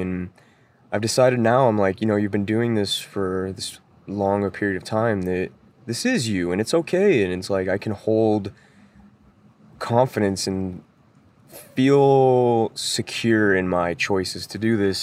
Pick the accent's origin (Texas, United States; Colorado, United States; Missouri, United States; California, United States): Colorado, United States; Denver; moved away; I'm originally from Denver, Colorado